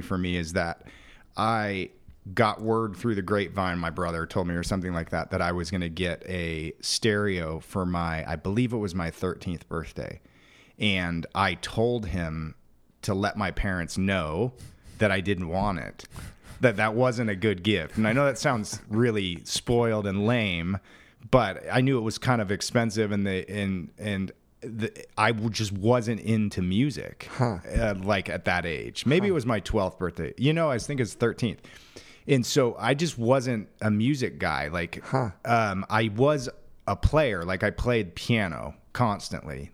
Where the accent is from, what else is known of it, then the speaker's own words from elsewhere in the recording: Phoenix, Arizona, United States; I'm fourth generation native of Phoenix